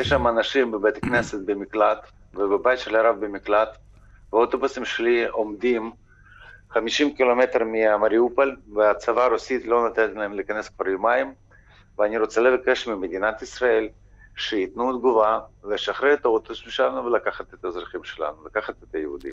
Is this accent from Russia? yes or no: no; Ukraine; בתור אזרח אוקראיני